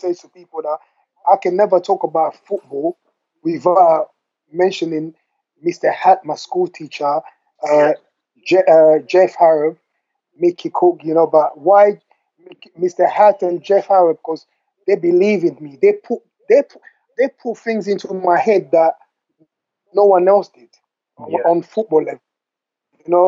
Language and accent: English; London, United Kingdom; also born or lived in Democratic Republic of the Congo; I grew up in London with the people that I grew up